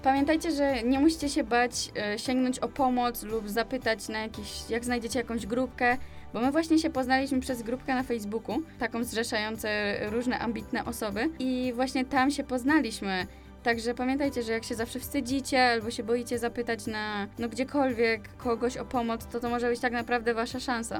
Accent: Częstochowa, Silesian Voivodeship, Poland; my jesteśmy z Częstochowy

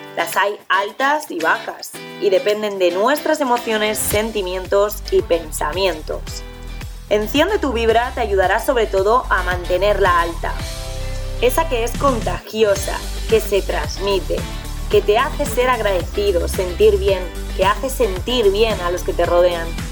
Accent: Zaragoza, Aragon, Spain; tengo 26 años y soy de Zaragoza.

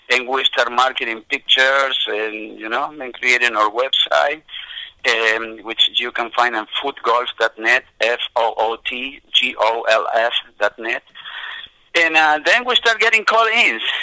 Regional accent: Argentina; now in United States; born and raised in Argentina, playing soccer on the streets.

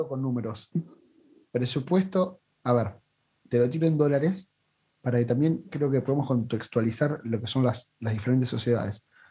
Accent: La Plata, Buenos Aires Province, Argentina; siendo platense

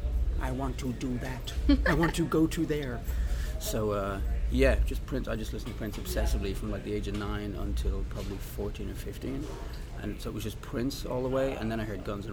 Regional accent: Dublin, Leinster, Ireland; moved away; also born or lived in Los Angeles; I grew up in Dublin

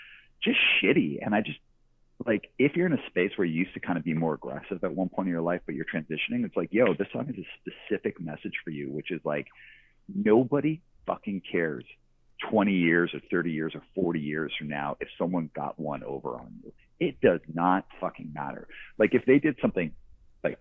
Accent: Calgary, Alberta, Canada; moved away; also born or lived in Vancouver; I'm from Calgary, Alberta. I grew up in the suburbs

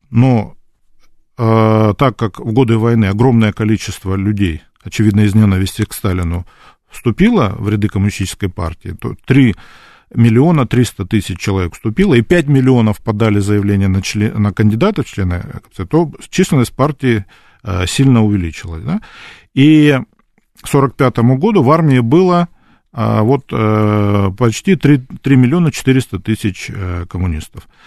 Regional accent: Krasnodar Krai, Russia; я вот вырос в Краснодарском крае, он руководил тогда краем

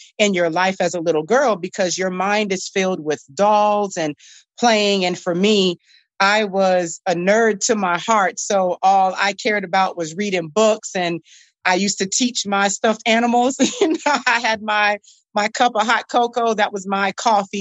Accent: Norfolk, Virginia, United States; That's where I'm from. That's where I grew up

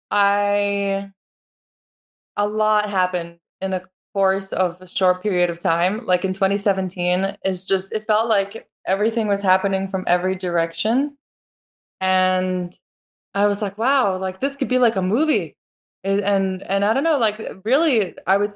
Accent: Lithuania; now in United States; it's actually Lithuanian. That's where I'm from, and it's a very common and popular name there. Very traditional. Mm-hmm. Um, so I was born in Lithuania. I moved to America in 2003.

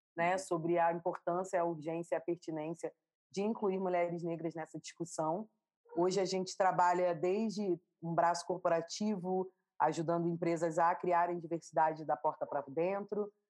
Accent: Rio de Janeiro, Brazil; accent: carioca; Eu nasci no Rio de Janeiro

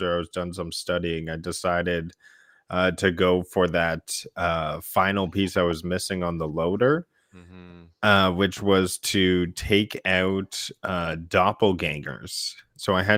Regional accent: Canada; We are two Canadian gaming enthusiasts

